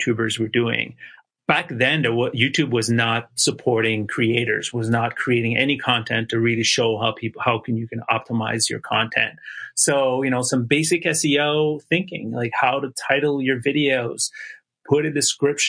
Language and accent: English; Montreal, Quebec, Canada; moved away as an adult; also born or lived in Toronto, Canada; I moved from my hometown of Montreal, Canada to Toronto